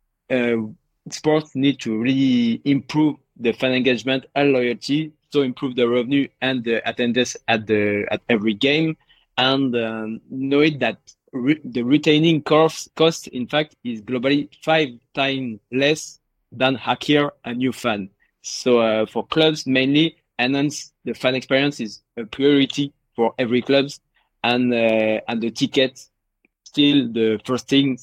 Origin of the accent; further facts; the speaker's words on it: Paris, Île-de-France, France; I'm from Paris.